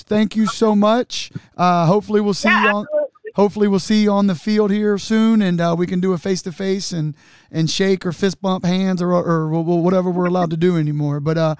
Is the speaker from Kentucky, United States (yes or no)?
yes; Newport, Kentucky, United States; I'm from Newport.